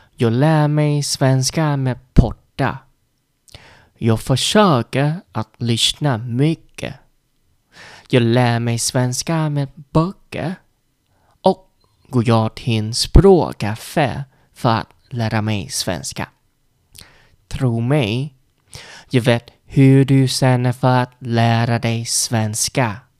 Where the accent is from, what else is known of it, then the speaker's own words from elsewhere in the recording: Vietnam; Swedish is a second language; moved away as an adult; now in Sweden; Jag är en vietnames, absolut. Jag kommer från Vietnam.